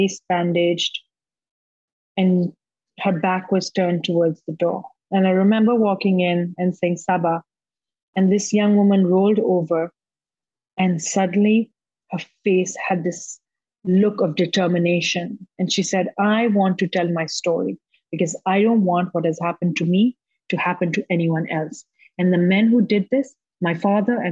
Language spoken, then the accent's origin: English; Pakistan; I have a history in my home country of highlighting issues that make men deeply uncomfortable. In 2012, I won Pakistan's first Academy Award